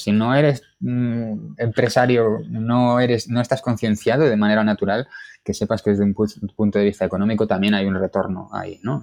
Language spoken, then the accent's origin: Spanish; Galicia, Spain; now in Madrid, Spain; soy gallego y esto marca mucho de mí